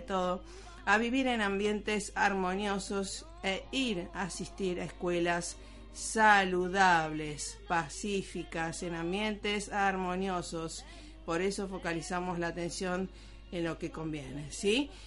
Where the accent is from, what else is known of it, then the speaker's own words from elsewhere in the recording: Rosario, Santa Fe, Argentina; moved away; allá en Rosario, mi Rosario natal